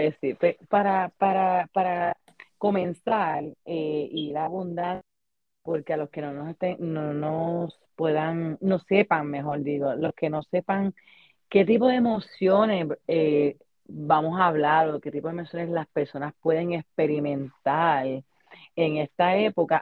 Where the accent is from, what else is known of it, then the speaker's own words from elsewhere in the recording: Puerto Rico; moved away; nosotros que venimos de Puerto Rico